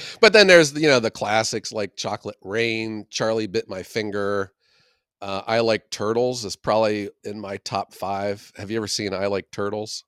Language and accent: English; Youngstown, Ohio, United States; the mahoning valley where i'm from in the city of youngstown